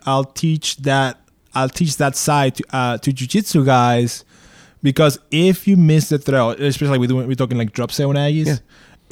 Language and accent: English; East Coast, United States; I grew up in the East Coast